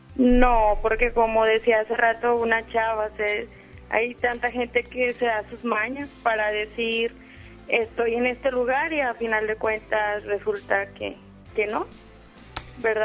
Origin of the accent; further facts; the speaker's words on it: León, Guanajuato, Mexico; moved away as an adult; now in Monterrey, Mexico; no soy de aquí de Monterrey, soy de León, Guanajuato y estoy aquí por mi trabajo